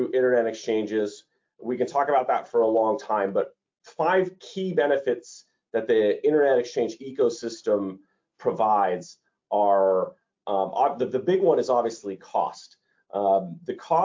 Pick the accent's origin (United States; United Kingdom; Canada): Canada; Toronto, Ontario; Toronto, Canada. It's my hometown. It's where I grew up.